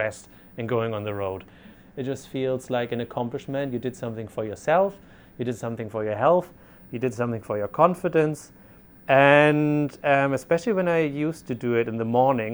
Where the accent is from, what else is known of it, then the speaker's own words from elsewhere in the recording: Germany; moved away as an adult; I'm originally from Germany